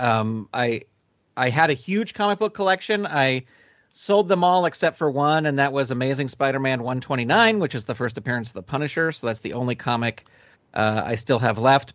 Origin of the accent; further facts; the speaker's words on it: California, United States; I grew up in California. That's where I currently live